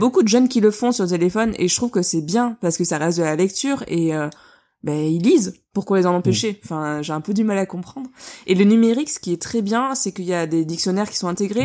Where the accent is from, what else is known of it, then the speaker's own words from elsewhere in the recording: Bordeaux, Nouvelle-Aquitaine, France; tous les deux, on est de Bordeaux